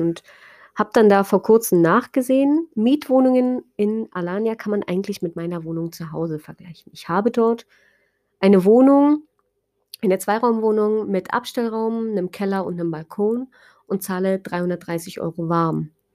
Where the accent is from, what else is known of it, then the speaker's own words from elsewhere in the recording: Germany; moved away; bei uns in Deutschland